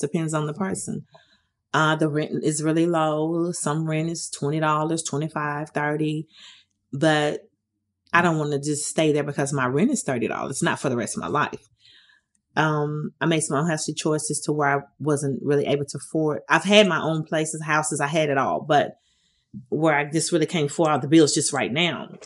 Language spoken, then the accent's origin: English; Detroit, Michigan, United States; moved away as an adult; now in Nashville, United States; I'm originally from Detroit, Michigan. I've been in the Nashville area for about 30 something years